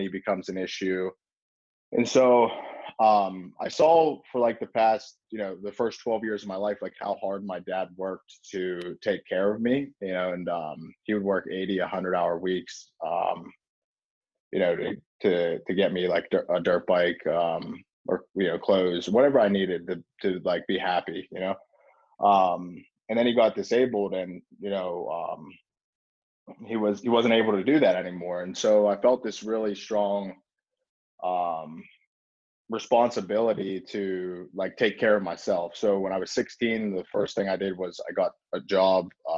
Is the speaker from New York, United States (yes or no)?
no; Pittsburgh, Pennsylvania, United States; I'm just a normal kid growing up in South Hills of Pittsburgh